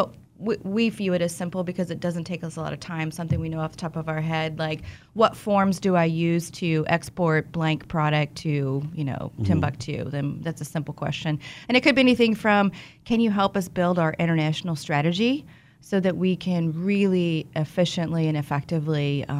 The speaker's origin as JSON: {"language": "English", "town": "Wichita", "region": "Kansas", "country": "United States", "tie": "born or raised there", "said": "I'm from Wichita."}